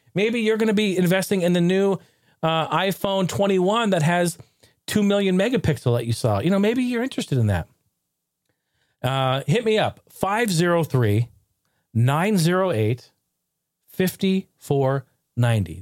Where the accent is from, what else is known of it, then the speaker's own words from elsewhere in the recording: Oregon, United States; I grew up in Oregon, I grew up in the Northwest.